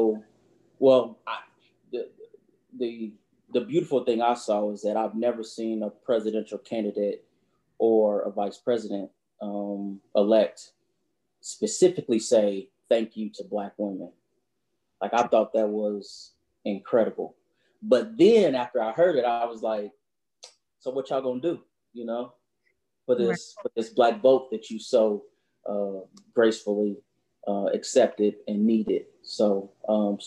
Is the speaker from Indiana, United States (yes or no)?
yes; Indianapolis, Indiana, United States; I grew up on Post Road, on 42nd and Post